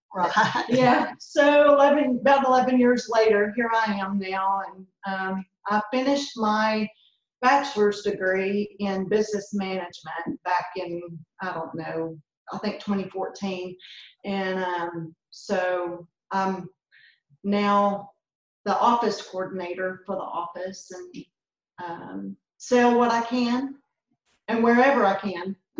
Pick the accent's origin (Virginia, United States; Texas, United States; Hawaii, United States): Texas, United States; Lindale; I grew up in Lindale, which is about 15 miles just south of Mineola, here where we work.